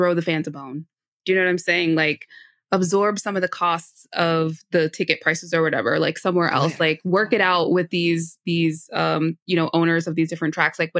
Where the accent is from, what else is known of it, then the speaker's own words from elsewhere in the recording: United States; In my own country